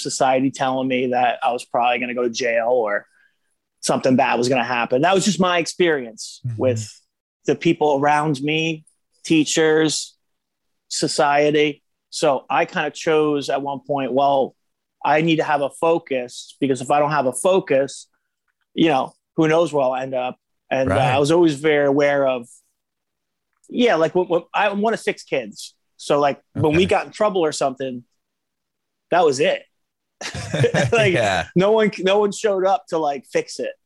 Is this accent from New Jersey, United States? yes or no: yes; New Jersey, United States; born or raised there; also born or lived in Florida